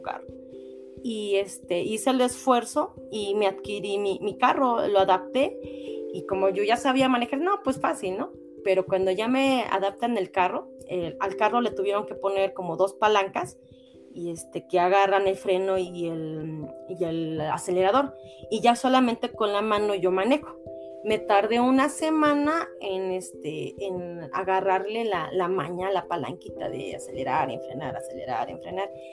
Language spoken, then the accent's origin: Spanish; Cardonal, Hidalgo, Mexico; also born or lived in Pachuca; Mejor me regreso a mi pueblo a vivir aquí en el DECA Cardonal con mi papá